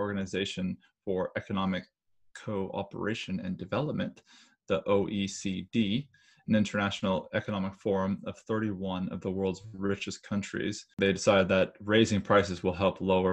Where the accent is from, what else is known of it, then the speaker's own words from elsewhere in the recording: Idaho, United States; my hometown is in Idaho